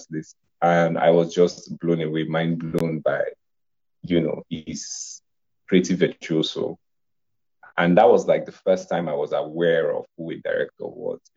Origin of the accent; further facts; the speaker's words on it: Nigeria; I am a Nigerian filmmaker.